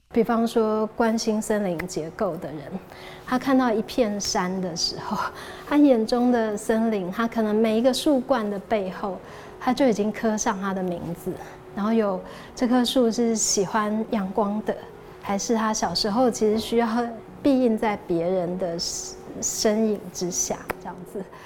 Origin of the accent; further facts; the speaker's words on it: Taipei, Taiwan; 我其实是台北市区长大的小孩